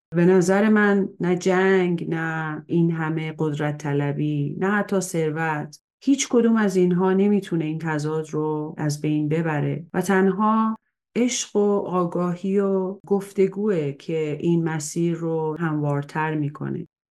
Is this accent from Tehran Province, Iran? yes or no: yes; Tehran, Tehran Province, Iran; من در تهران به دنیا اومدم